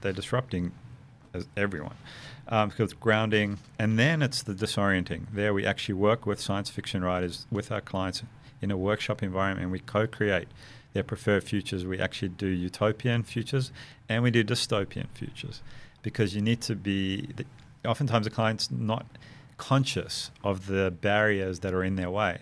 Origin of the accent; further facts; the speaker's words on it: South Africa; moved away; growing up in South Africa